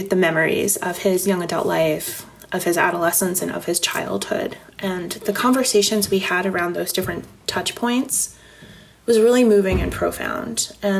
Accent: Northeast, United States; as I mentioned, I'm from the Northeast and Alvin is from the Deep South

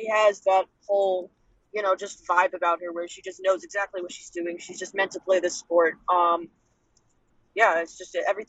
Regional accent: Northeast, United States; I grew up in the Northeast.

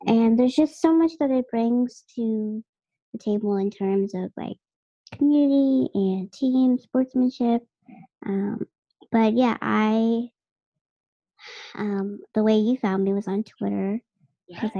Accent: Boston, Massachusetts, United States; born and raised in Massachusetts and or Boston specifically. Dorchester, like you want to get real. Yeah, I'm from Dorchester

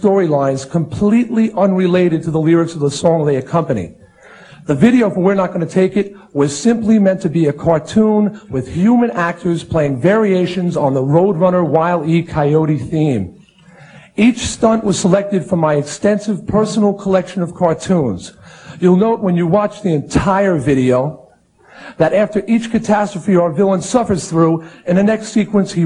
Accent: Long Island, New York, United States; my hometown newspaper on Long Island

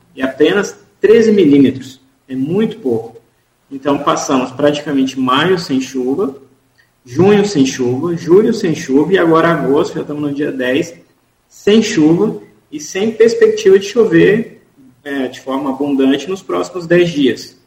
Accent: Minas Gerais, Brazil; also born or lived in Rio de Janeiro; now in Campos dos Goytacazes, Brazil; sou de Minas, estudei no Rio e estou a campus há alguns anos

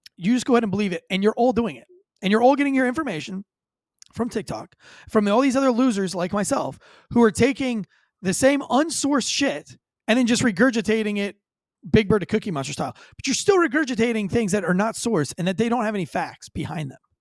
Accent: United States

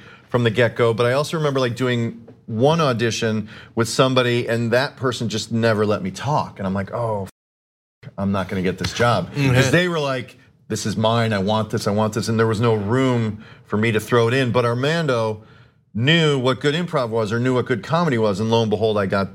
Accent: Chicago, Illinois, United States; I grew up in Chicago

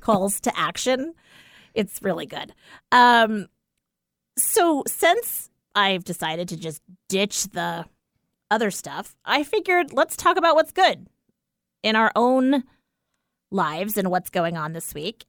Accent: East Coast, United States; now in Pacific Northwest, United States; growing up on the East Coast, it was always sneakers, not, like, tennis shoes.

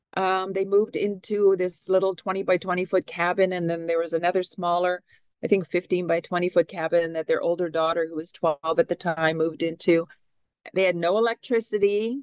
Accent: Canada; now in Seattle, United States; I am a Canadian citizen

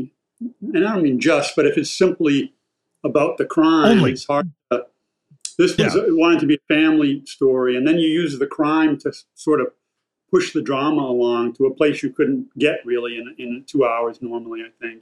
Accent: Massachusetts, United States; I grew up in Massachusetts

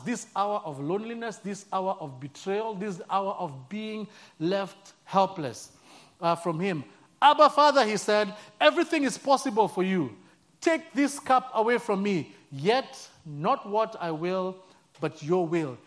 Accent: Nairobi, Kenya; moved away as an adult; I'm from born and raised in Nairobi, Kenya

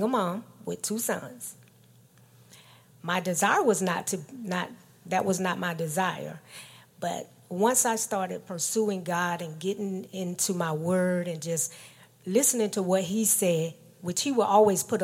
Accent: Georgia, United States; I was born in Georgia in a small city

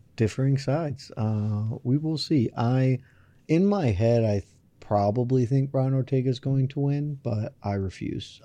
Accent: the South, United States; I'm from the South

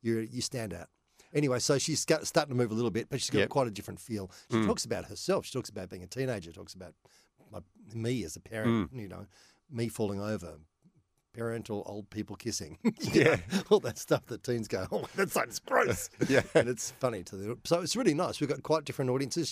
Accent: Melbourne, Victoria, Australia; I grew up in Mount Waverley, southeastern suburbs.

